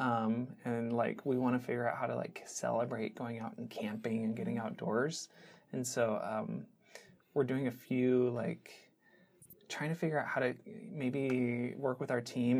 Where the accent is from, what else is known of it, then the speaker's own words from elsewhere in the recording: Seattle, Washington, United States; growing up in the Seattle area